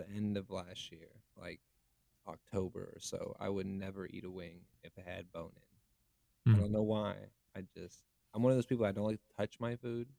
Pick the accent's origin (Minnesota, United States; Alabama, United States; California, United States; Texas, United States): California, United States; now in Tennessee, United States; But I'm from California. So I kind of am used to the city thing. But living in Tennessee, you get used to the woods.